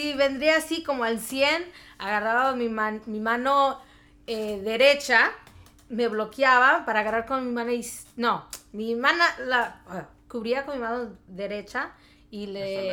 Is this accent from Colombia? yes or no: no; Mexico; now in Chicago, United States; vengo de Chicago, pero soy mexicana